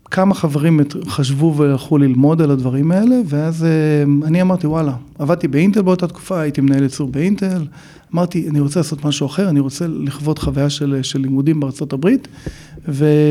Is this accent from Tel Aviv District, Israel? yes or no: no; Neve Monosson, Central District, Israel; moved away as an adult; also born or lived in Chicago, United States / California, United States; now in Los Angeles, United States; גדלתי בנווה מונוסון